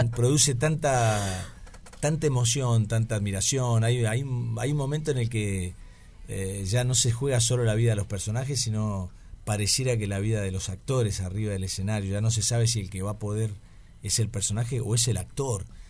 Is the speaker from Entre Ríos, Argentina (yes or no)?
yes; Paraná, Entre Ríos, Argentina; nací en Paraná, en Entre Ríos